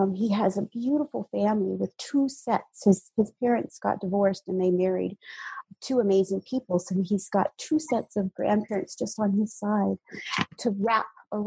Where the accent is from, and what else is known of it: United States; born or raised there; moved away as an adult; now in Hawaii, United States